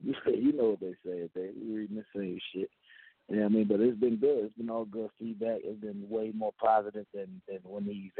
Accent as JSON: {"language": "English", "region": "the South", "country": "United States", "said": "I'm from the South"}